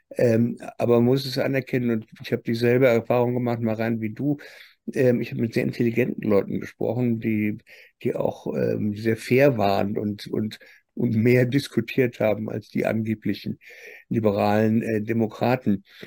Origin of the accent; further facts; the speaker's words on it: Germany; nachdem wir gerade in Deutschland 70 Jahre aufgewachsen sind